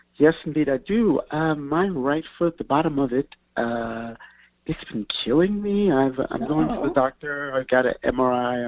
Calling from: New York, United States; I'm calling from New York

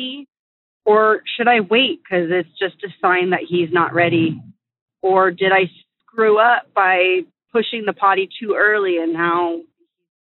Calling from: Northern California, United States; I'm calling from Northern California

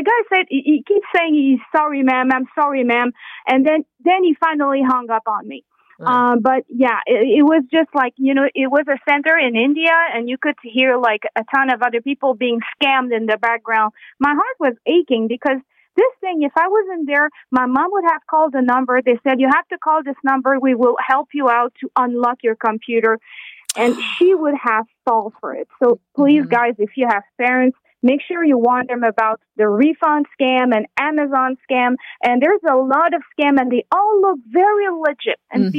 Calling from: Saguenay, Quebec, Canada; I'm calling you from Saguenay, Quebec. So it's minus 45 here with the wind chill right now.

